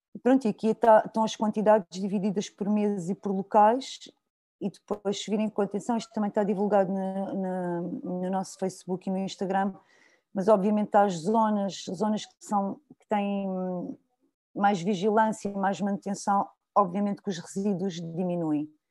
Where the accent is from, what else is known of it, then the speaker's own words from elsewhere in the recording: Sintra, Lisbon, Portugal; sou de Sintra